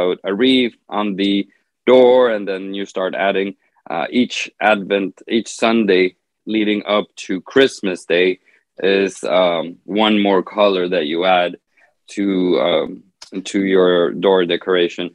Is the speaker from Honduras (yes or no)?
yes; Honduras; I'm from Honduras in Central America